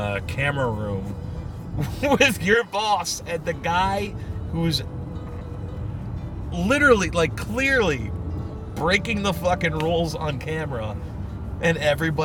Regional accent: Galloway Township, New Jersey, United States; I'm from the Abseekin Badlands, aka Galloway Township

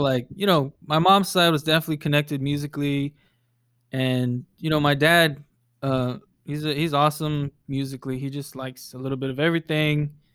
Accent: Lancaster, Texas, United States; also born or lived in Dallas, Texas; I'm born and raised in Dallas. Um, I grew up in a, a town called Lancaster, and that's where I, I grew up, you know, for, like, the first eighteen years of my life

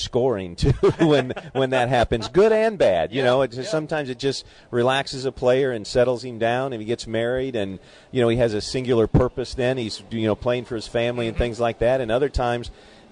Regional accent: Belleville, Illinois, United States; the course that I grew up playing down in Belleville, Illinois

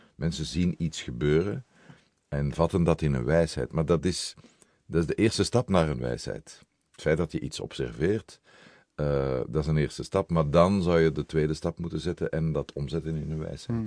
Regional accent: Brussels, Brussels-Capital Region, Belgium; ik ben Brusselaar. Ik ben een echte Brusselaar

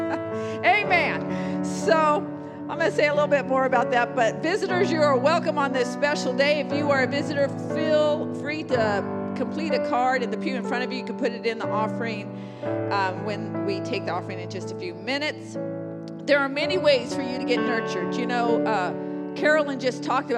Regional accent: San Jose, California, United States; also born or lived in India; I was born in Good Samaritan Hospital in San Jose

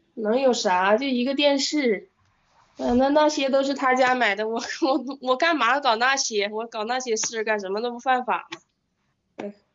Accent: near Jilin City / Changchun, China; accent: Northeastern; moved away; 就是长春，就是就是吉林市那边的一个，反正 嗯 一个小 呐， 屯儿。 小屯儿，

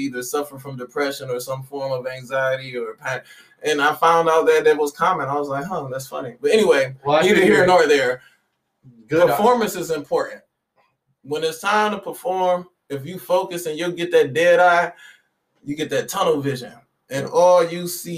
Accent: Detroit, Michigan, United States; I'm from Detroit

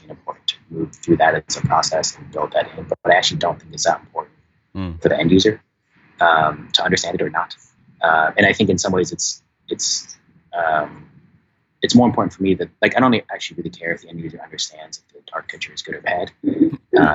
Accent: San Diego, California, United States; I grew up in San Diego and like just a boring, typical, like middle-class suburb

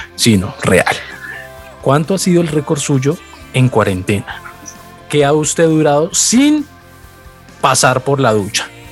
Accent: Colombia; nosotros como colombianos

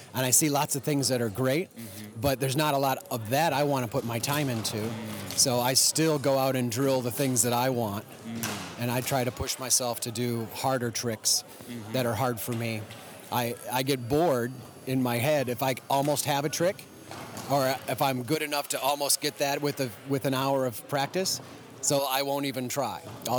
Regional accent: Detroit, Michigan, United States; also born or lived in Ohio; now in Austin, United States; No, I've been all over, but Detroit, and I was an Ohio juggler mostly, and then moved to Texas in like 98.

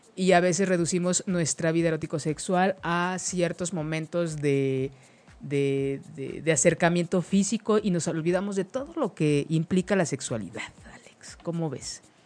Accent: Mexico; como mexicanos

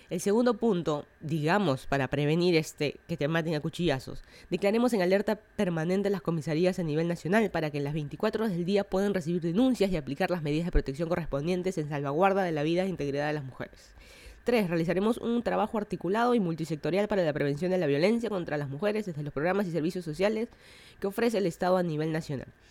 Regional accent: Lima, Peru; moved away as an adult; now in Miami, United States; yo soy de Lima, Perú. Estoy viviendo en Miami hace como un año

